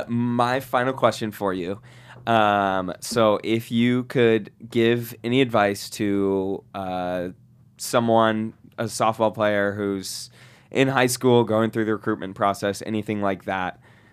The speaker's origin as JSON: {"language": "English", "town": "Seattle", "region": "Washington", "country": "United States", "said": "See, my team got stolen, so I'm from Seattle."}